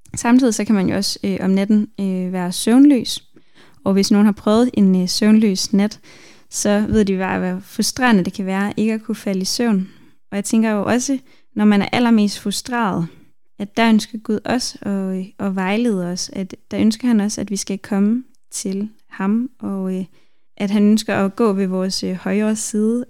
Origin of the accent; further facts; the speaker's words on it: Denmark; jeg er vokset op i Danmark